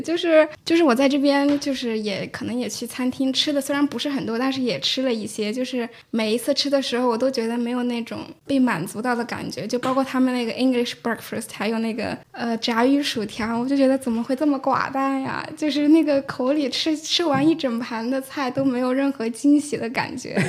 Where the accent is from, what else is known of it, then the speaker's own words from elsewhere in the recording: Hunan, China; moved away as an adult; now in London, United Kingdom; 其实我是出生在湖南那个农村，但是那个时候就是是有计划生育的，所以我其实除了有个哥哥，还有一个姐姐，所以我从小是感受到比较严重的重男轻女的